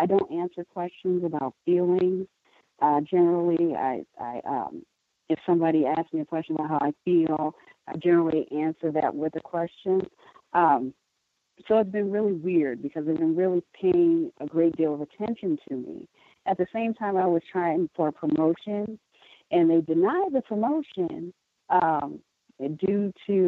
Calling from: Milwaukee, Wisconsin, United States; I'm calling from Milwaukee.

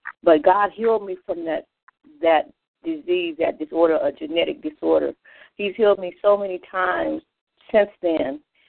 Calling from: Phoenix, Arizona, United States; I'm calling in from Phoenix, Arizona.

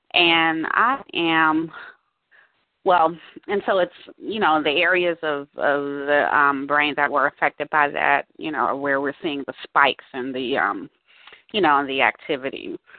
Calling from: Washington, District of Columbia, United States; I'm calling from Washington, D.C.

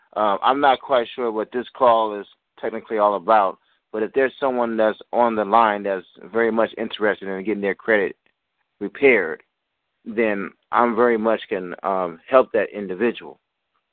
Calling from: Seattle, Washington, United States; Yeah, I'm calling from Seattle.

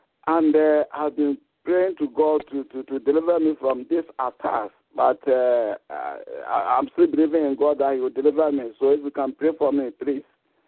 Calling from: England, United Kingdom; Okay, I'm calling from England.

